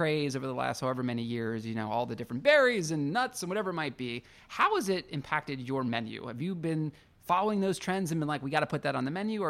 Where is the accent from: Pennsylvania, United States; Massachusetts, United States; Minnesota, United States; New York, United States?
Pennsylvania, United States; Pittsburgh; So every salad that I've ever ordered for my entire life growing up in Pittsburgh